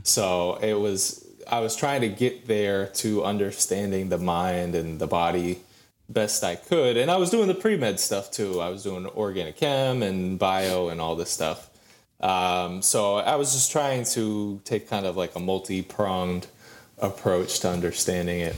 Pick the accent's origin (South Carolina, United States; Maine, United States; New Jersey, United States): Maine, United States; Lee; moved away as an adult; now in Georgia, United States; I grew up in Lee, Maine. Small town of, like, eight hundred people, roughly